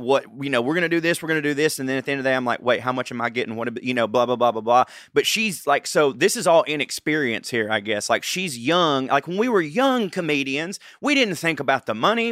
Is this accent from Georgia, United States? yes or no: yes; Georgia, United States; I'm a redneck from Georgia